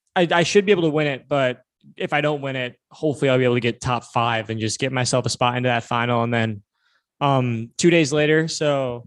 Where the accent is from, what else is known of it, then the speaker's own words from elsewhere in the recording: Minnesota, United States; My home state, you know?